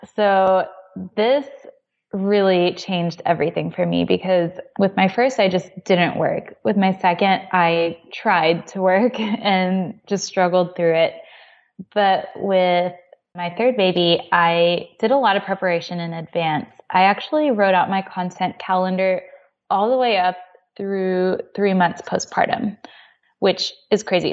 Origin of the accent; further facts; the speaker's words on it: Texas, United States; moved away as an adult; now in Oklahoma, United States; We're from Texas, but we're in Oklahoma now